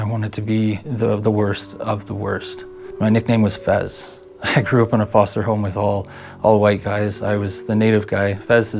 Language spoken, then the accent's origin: English; Red Deer, Alberta, Canada; I was born in Red Deer, 1991